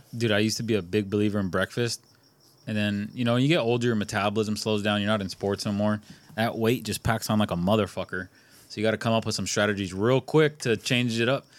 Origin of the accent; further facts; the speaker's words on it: California, United States; we grew up in California